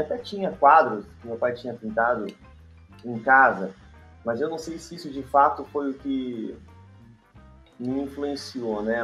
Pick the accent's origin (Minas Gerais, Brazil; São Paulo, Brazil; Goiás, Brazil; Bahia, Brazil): São Paulo, Brazil; interior of; moved away; eu sou do interior de São Paulo